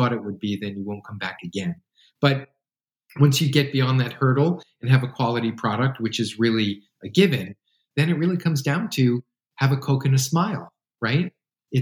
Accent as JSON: {"language": "English", "region": "New York", "country": "United States", "tie": "born or raised there", "moved": "yes", "lives_now": "West Coast, United States", "said": "Growing up in New York"}